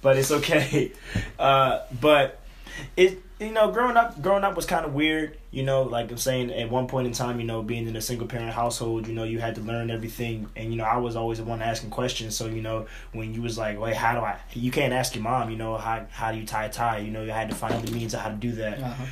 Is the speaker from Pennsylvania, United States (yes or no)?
yes; Philadelphia, Pennsylvania, United States; growing up in Philadelphia, it's different